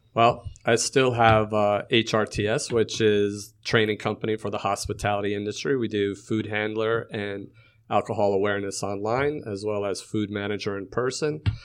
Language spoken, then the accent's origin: English; Connecticut, United States; moved away; I grew up in Connecticut.